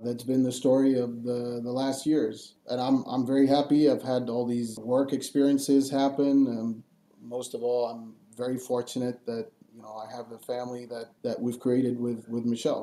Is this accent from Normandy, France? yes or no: no; Paris, Île-de-France, France; moved away as an adult; also born or lived in Angoulême, France / California, United States / Boston, United States / Sydney, Australia; when I was one year old, my parents moved up to Paris. So I was raised in Paris and I studied in Paris before moving to the US